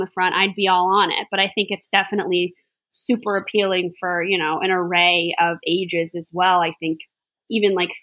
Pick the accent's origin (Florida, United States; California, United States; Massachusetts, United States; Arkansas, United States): Florida, United States; West Palm Beach; I grew up in near West Palm Beach